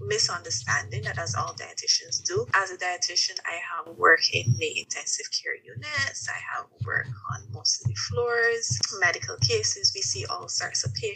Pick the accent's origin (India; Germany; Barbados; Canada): Barbados; moved away as an adult; now in United States; I am from Barbados, and Barbados is a small island